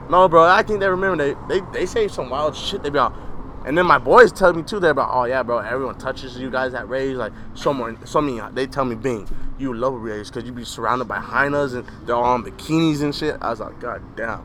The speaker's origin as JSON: {"language": "English", "region": "Arizona", "country": "United States", "said": "I am from Arizona"}